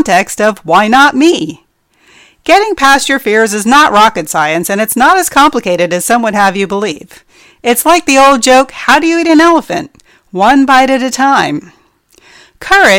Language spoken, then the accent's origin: English; New Jersey, United States; moved away; I grew up in New Jersey